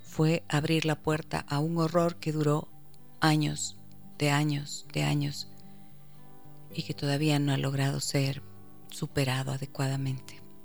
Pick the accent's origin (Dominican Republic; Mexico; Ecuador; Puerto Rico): Ecuador; como ecuatoriana como madre de familia